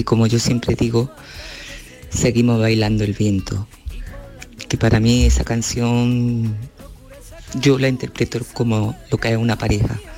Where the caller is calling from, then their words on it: Córdoba, Andalusia, Spain; de Córdoba.